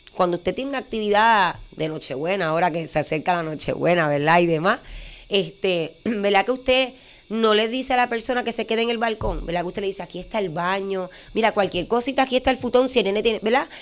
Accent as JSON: {"language": "Spanish", "town": "Utuado", "country": "Puerto Rico", "said": "mi pueblo"}